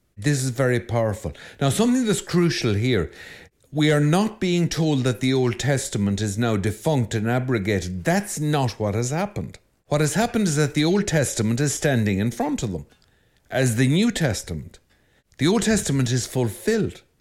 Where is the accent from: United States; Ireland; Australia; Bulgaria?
Ireland; I'm Irish